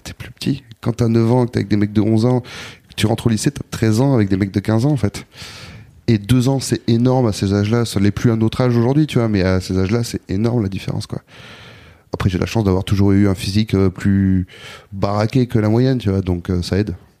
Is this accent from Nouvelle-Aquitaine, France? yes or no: yes; Bordeaux, Nouvelle-Aquitaine, France; moved away as an adult; also born or lived in Basque Country / Anglet; now in Paris, France; je suis né à Bordeaux, j'ai grandi à Bordeaux, puis très jeune, à l'adolescence, je suis parti au Pays Basque